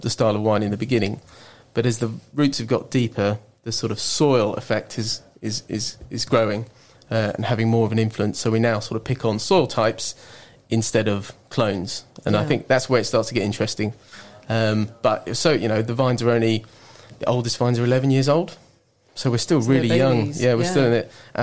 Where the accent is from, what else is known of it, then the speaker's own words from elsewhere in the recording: Reading, South East England, United Kingdom; also born or lived in France; now in Marlow, United Kingdom; I'm from the Thames Valley, born in Reading